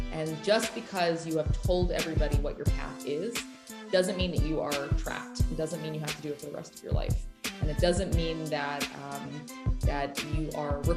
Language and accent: English; Austin, Texas, United States; I was raised in Austin, Texas by my parents